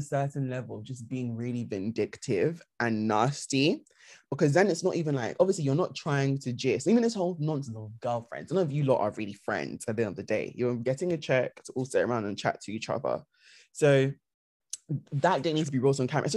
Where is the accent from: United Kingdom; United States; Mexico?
United Kingdom; we're British